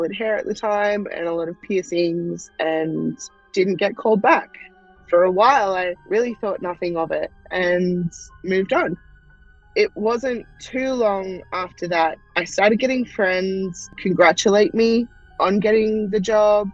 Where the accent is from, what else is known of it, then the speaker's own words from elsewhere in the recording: Australia; I am from Australia